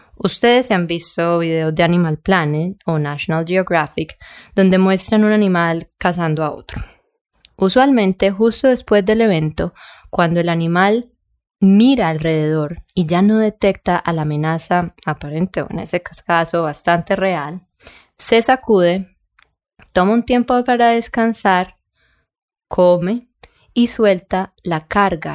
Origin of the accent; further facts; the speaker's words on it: Colombia; yo soy colombiana